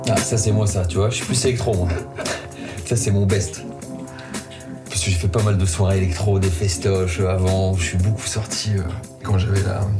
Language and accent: French; Plaisir, Île-de-France, France; Je viens du 78 à Plaisir